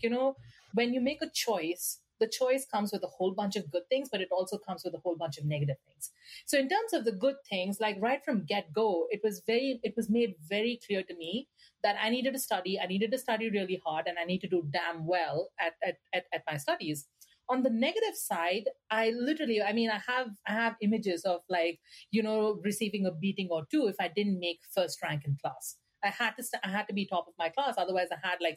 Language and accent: English; India; moved away as an adult; now in United States; I'm a woman of color. I'm Indian